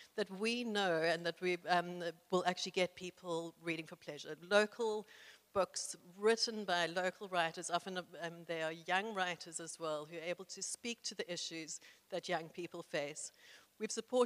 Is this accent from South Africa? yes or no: yes; South Africa; I was incredibly privileged growing up in South Africa as a white person in the 1970s